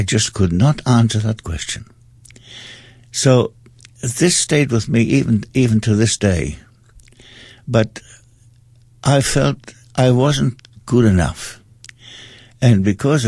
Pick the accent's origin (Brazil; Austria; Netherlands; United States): Austria; moved away; also born or lived in England / Stoke-on-Trent / London; I was brought up in Austria, I also spent quite a lot of time in England.